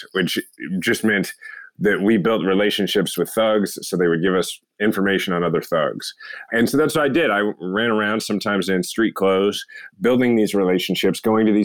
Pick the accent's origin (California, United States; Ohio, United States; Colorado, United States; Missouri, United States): Missouri, United States; Kansas City; my hometown, Kansas City